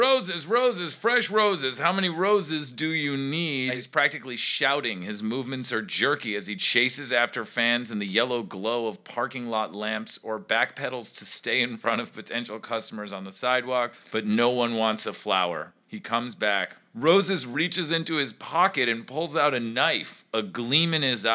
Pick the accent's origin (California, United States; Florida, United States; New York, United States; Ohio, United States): New York, United States; as a New Yorker.